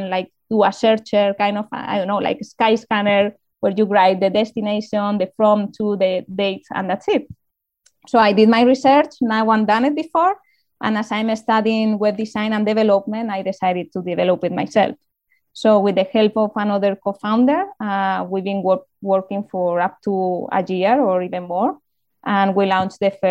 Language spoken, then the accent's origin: English; Community of Madrid, Spain; I'm from Madrid, but I wasn't living in the capital, so it was a bit outside.